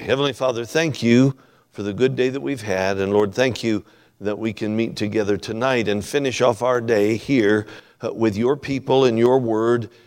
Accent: Alaska, United States; also born or lived in Franklin, Kentucky; We're from Alaska, of course. I spent all my life in Alaska.

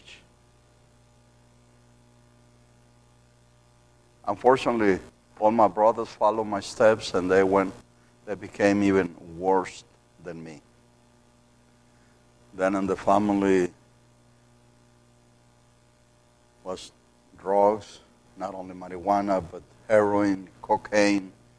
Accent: Matamoros, Tamaulipas, Mexico; English is a second language; I grew up in Mexico

